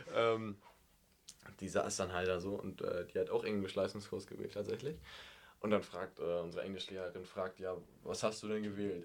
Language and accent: German; Germany; als Deutscher